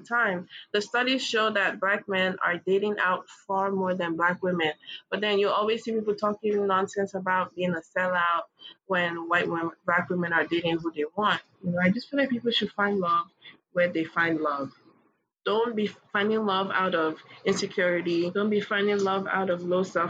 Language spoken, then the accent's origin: English; Kogi, Nigeria; I'm from Kogi State, we're all dark as hell